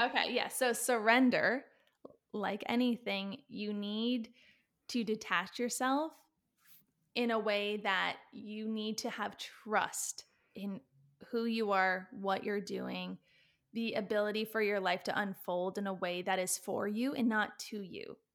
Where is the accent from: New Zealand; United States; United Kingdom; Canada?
Canada; also born or lived in Australia; I'm Canadian